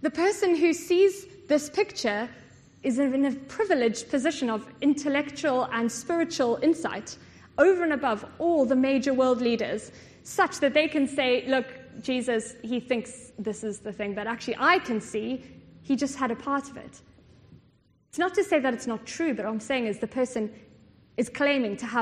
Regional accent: South Africa; I come from South Africa

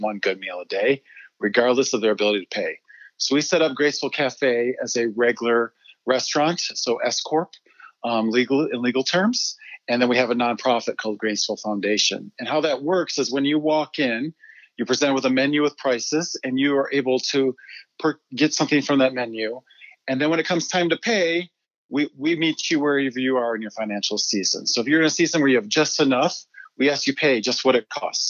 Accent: Michigan, United States; also born or lived in Uganda; now in Littleton, United States; I grew up in Michigan, and I was a PK

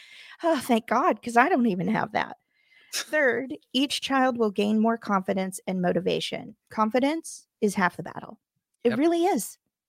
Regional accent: Midwest, United States; born there; I'm sorry. I was born in the Midwest. It comes out

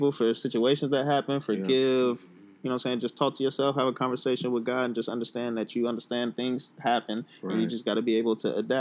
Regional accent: United States; Being a black man, just growing up in America

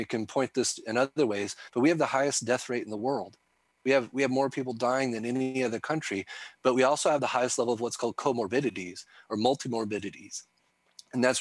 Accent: the Ozarks, United States; I'm a hillbilly from the Ozarks

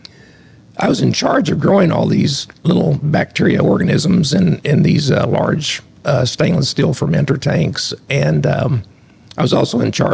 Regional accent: Southern Illinois, United States; moved away as an adult; also born or lived in Lexington, Kentucky; Grew up on a farm, went to Century High School and Shawnee College and then Southern Illinois University.

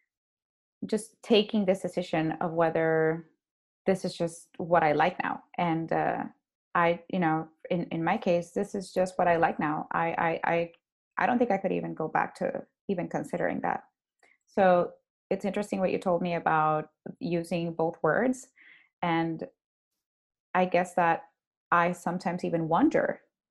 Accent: Honduras; moved away as an adult; now in Dallas, United States; We're both from Honduras.

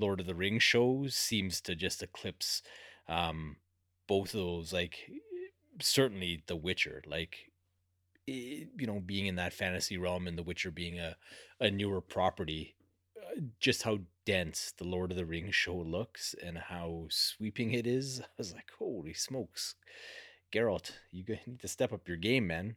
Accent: Canada; being Canadian

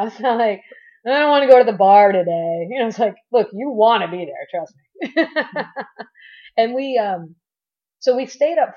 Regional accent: Miami, Florida, United States; I'm from Miami originally

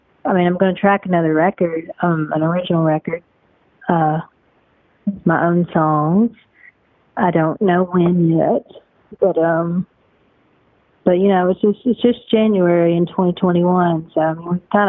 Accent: Western Kentucky, United States; I wasn't born in Appalachia, but I'm an honorary Appalachian, but I am actually from Western Kentucky.

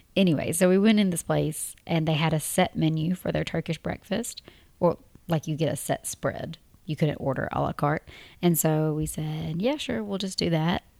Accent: Tennessee, United States; moved away as an adult; a married couple from Tennessee.

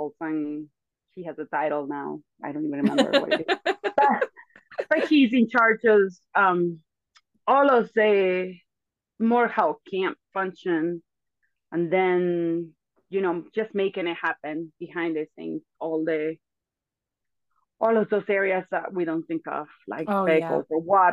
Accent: Venezuela; English is a second language; moved away as an adult; also born or lived in Antigua; now in United States; But I was born in Venezuela, raised in Venezuela. I moved to Antigua when I was 24, and I moved to the States when I was 27

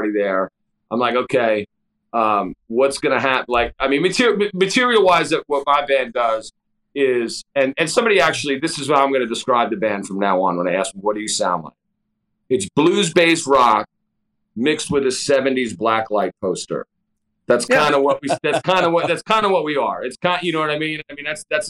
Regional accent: Long Island, New York, United States; moved away as an adult; now in Hampton Roads, United States; I'm from Long Island originally. Yeah, I live in Hampton Roads now. I moved down here in 1996

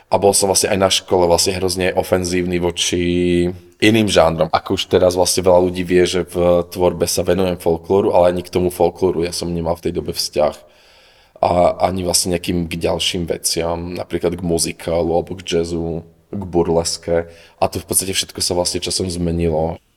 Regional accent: Oravská Polhora, Žilina Region, Slovakia; also born or lived in Košice; now in Prague, Czech Republic; u nás doma v Polhore

